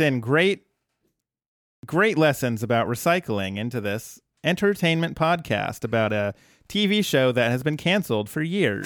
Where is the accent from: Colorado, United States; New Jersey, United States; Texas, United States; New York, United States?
New Jersey, United States; moved away; back home, in my hometown